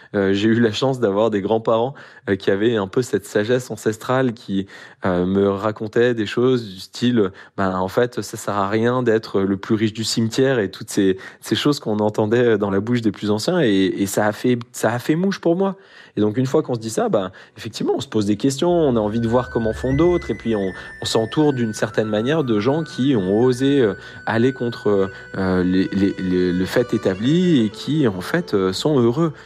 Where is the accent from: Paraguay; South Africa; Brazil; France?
France; Grenoble, Auvergne-Rhône-Alpes; je suis grenoblois, euh, on a l'accès aux montagnes